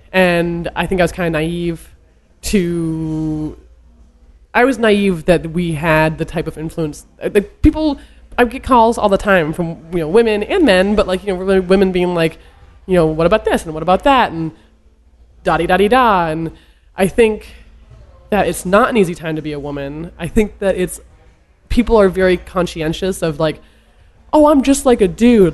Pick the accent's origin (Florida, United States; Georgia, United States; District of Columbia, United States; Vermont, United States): Vermont, United States; I'm from Vermont